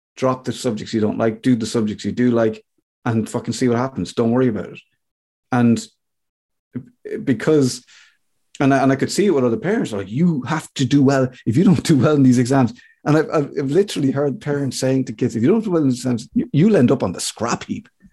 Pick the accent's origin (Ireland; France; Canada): Ireland; I'm an Irish guy